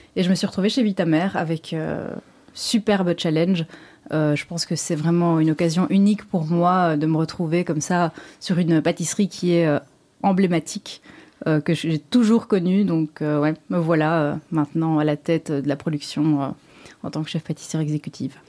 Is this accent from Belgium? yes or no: yes; Brussels, Brussels-Capital Region, Belgium; Je suis belge, je suis bruxelloise, pure mhm. souche, donc née ici.